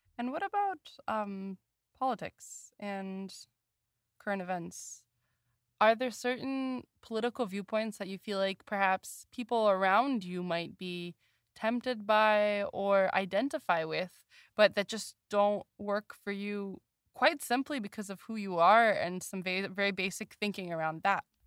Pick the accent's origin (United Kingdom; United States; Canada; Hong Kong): United States; as an American